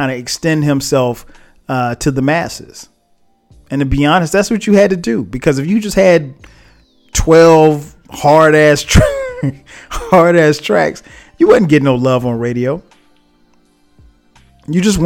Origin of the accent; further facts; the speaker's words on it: South Carolina, United States; for a kid like me growing up in South Carolina